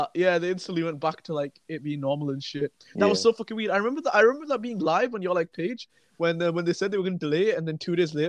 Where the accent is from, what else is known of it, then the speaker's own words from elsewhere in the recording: United Kingdom; as a British man